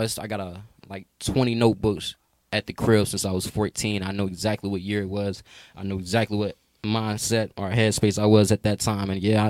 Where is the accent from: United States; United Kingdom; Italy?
United States; Forest, Mississippi; now in Atlanta, United States; Where I'm from. From Forest, Mississippi. Scott County. Born and raised. That's my hometown.